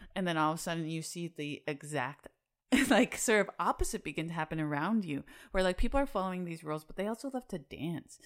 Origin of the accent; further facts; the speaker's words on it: Salt Lake City, Utah, United States; moved away as an adult; now in Chicago, United States; I'm from Salt Lake City, Utah. Um, and I lived there for twenty-eight years.